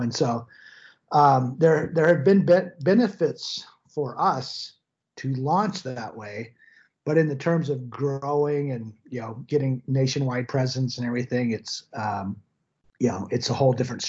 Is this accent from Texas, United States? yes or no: yes; Austin, Texas, United States; now in Utah, United States; I'm from Austin, Texas originally.